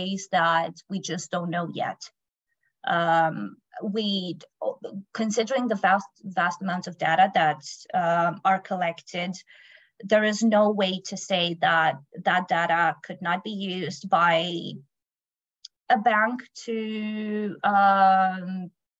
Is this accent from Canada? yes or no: no; Romania; now in United Kingdom; I come from Romania, but I live in UK